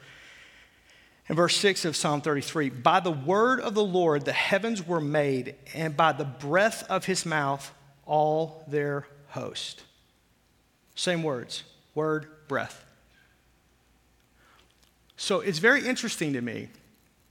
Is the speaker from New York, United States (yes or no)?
no; Arkansas, United States; I'm from Arkansas